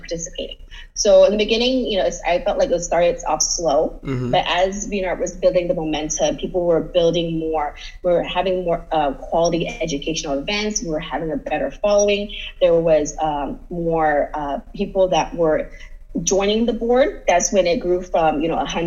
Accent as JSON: {"language": "English", "town": "San Jose", "region": "California", "country": "United States", "tie": "born or raised there", "said": "I moved back to San Jose in 2015"}